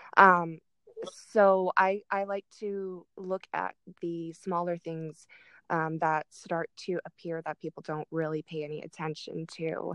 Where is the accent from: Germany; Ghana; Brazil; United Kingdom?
Germany; now in Arizona, United States; I grew up in Germany